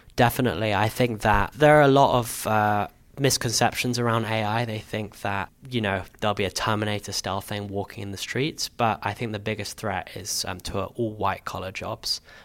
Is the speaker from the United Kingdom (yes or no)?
yes; London, United Kingdom; also born or lived in Camden; I grew up in Hendon in northwest London